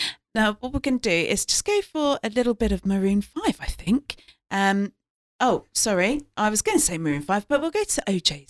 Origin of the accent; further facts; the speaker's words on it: London, United Kingdom; Growing up in London around near Palmer's Green, there were some amazing Turkish and Greek shops